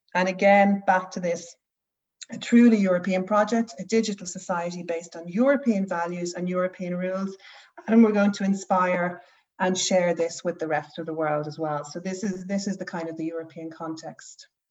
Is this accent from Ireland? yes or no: yes; Ireland; moved away as an adult; now in Norway; I'm Irish